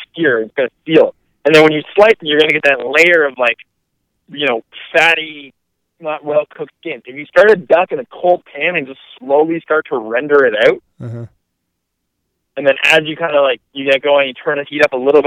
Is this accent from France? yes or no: no; Canada; we're weird Canadian, we're a rare breed